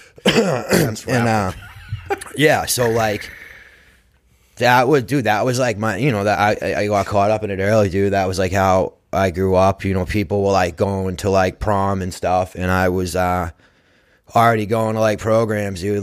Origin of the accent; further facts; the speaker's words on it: Braintree, Massachusetts, United States; I grew up in Braintree